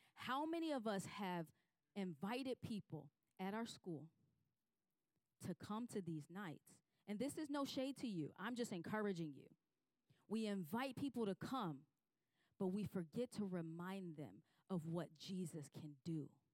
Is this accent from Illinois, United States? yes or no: yes; Chicago, Illinois, United States; moved away; I grew up in Chicago